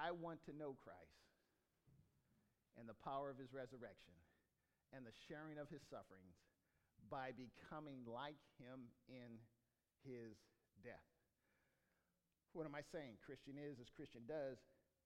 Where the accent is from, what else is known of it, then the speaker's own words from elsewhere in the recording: Rio Linda, California, United States; also born or lived in Bakersfield, California; I was born in Bakersfield, and I did square dancing in Rio Linda